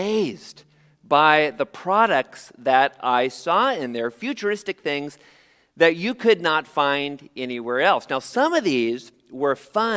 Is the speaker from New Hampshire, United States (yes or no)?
no; San Jose, California, United States; I was born in San Jose, only about 45 minutes from here, in the shadow of the Great Mall of Milpitas